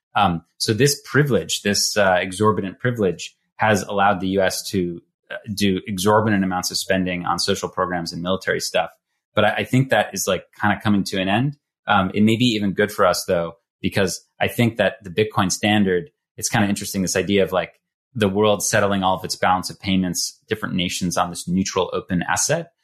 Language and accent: English; United States; American who grew up at that time